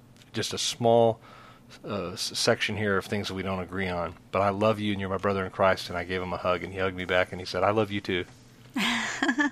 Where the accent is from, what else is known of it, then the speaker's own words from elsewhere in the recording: Texas, United States; we're from Texas.